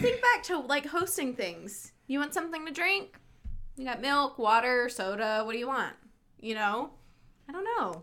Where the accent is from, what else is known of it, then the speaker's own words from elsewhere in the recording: North Carolina, United States; My parents were both raised in the Maryland area, but I was raised in North Carolina